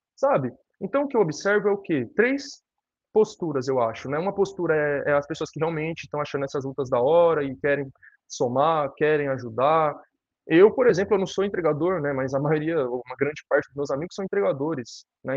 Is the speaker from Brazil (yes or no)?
yes; São Paulo, Brazil; eu sou de São Paulo, né? Mas meus pais são nordestinos, minha família inteira é nordestina.